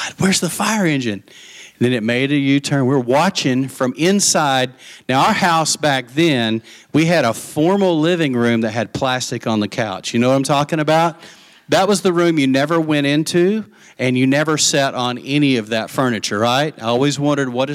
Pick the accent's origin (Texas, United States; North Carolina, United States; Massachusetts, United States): Texas, United States; Lubbock; also born or lived in Post, Texas; when we moved from Lubbock to Post